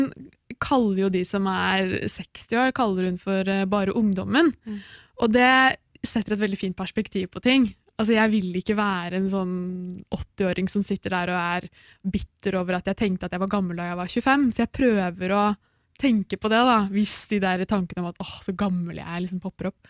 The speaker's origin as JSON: {"language": "Norwegian", "region": "Oslo", "country": "Norway", "moved": "as an adult", "lives_now": "Bergen, Norway", "said": "jeg er fra Oslo."}